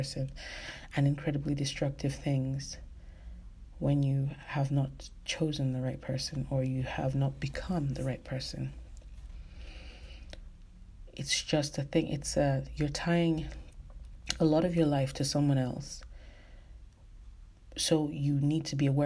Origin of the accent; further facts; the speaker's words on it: Nigeria; I'm Nigerian, so particularly in our culture